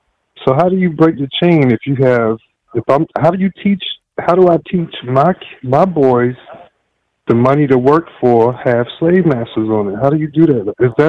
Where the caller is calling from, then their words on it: South Carolina, United States; I'm calling from South Carolina.